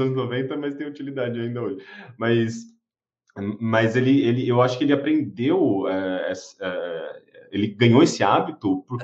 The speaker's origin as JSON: {"language": "Portuguese", "town": "Osasco", "region": "São Paulo", "country": "Brazil", "tie": "born or raised there", "said": "eu cresci em Osasco, né? Assim, da minha infância até ali adolescência, é, eu cresci em Osasco"}